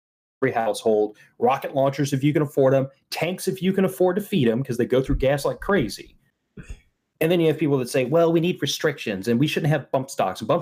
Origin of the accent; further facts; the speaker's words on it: Texas, United States; Texas is my home state